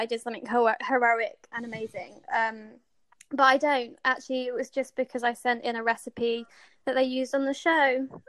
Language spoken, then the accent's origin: English; South Coast, England, United Kingdom; first language English; moved away as an adult; now in British Columbia, Canada; So I grew up on the South Coast